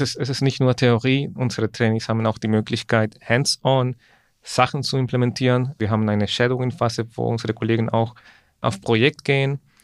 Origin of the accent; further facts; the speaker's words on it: Ecuador; moved away; ich komme ursprünglich aus Ecuador